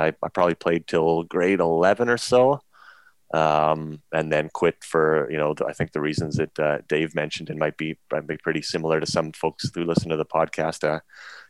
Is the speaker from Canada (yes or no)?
yes; Dawson Creek, British Columbia, Canada; also born or lived in Victoria, British Columbia; I was born in Victoria, BC, and our family moved up to Dawson Creek, which is in northern British Columbia, when I was seven